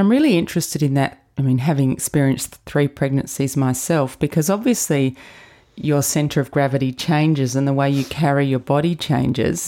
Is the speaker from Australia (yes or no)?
yes; Adelaide, South Australia, Australia; Another Adelaide girl.